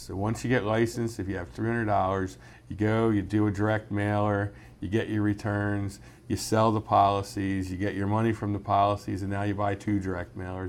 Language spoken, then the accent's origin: English; Mechanicsburg, Pennsylvania, United States; I was born and raised in Mechanicsburg